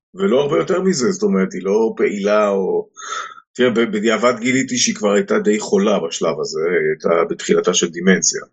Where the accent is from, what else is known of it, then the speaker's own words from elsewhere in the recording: Haifa, Haifa District, Israel; אני בתור ילד בריאלי העברי בחיפה